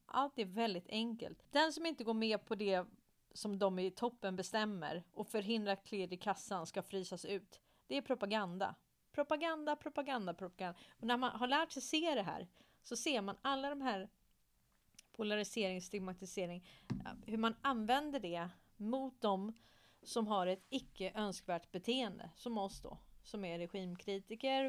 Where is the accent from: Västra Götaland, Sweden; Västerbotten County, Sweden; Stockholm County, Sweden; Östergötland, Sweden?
Stockholm County, Sweden; Stockholm; Jag är uppväxt i Hässelby villastad i Stockholm